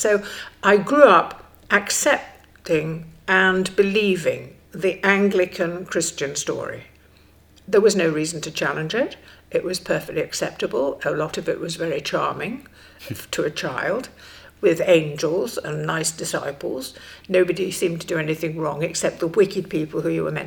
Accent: Stockport, North West England, United Kingdom; I grew up in Stockport, and I grew up in a very conventional lower middle class family

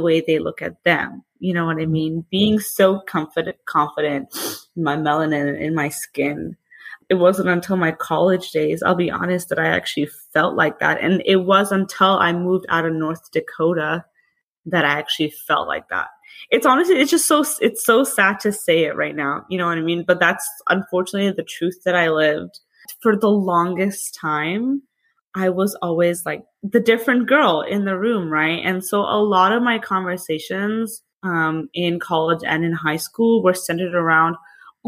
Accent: Bangladesh; now in Austin, United States; I'm from Bangladesh, so it's like a country right beside India. My parents were both born and raised there. I was also born there as well, along with my sister.

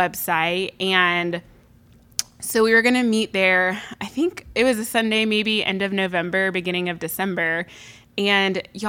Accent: Houston, Texas, United States; now in Dallas, United States; So I will say I am from Houston.

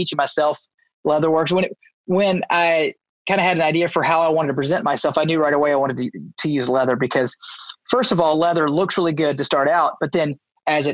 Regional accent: Baton Rouge, Louisiana, United States; moved away as an adult; also born or lived in Tulsa, Oklahoma; now in Bixby, United States; I was born and raised in Baton Rouge, Louisiana.

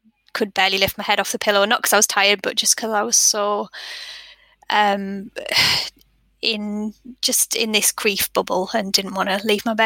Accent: Sunderland, North East England, United Kingdom; now in West Yorkshire, United Kingdom; we live in West Yorkshire and I'm from Sunderland

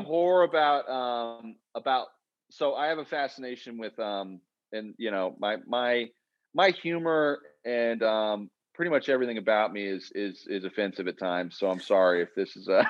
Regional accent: Oklahoma, United States; I'm from Oklahoma where I am now and where we've shot, where I've shot every film I've done

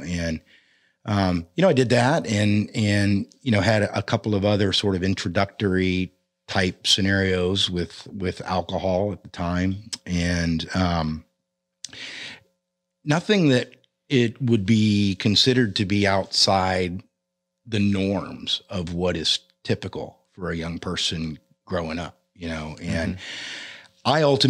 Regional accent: Orlando, Florida, United States; I mean, I was born and raised predominantly in Orlando, Florida. And I'm the son of conservative Christian healthcare professionals.

